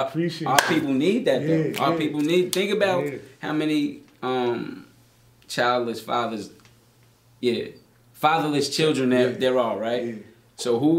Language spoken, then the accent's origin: English; White Plains, New York, United States; I was from White Plains.